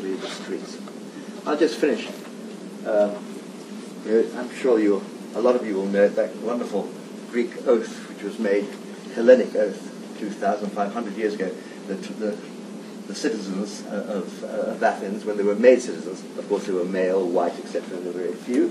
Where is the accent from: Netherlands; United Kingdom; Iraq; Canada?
United Kingdom; London; born or raised there; also born or lived in Italy